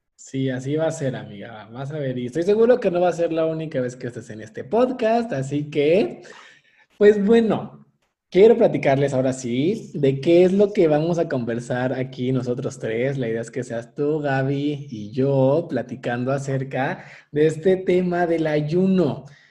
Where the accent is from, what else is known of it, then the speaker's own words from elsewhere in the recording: Mexico; nosotros como mexicanos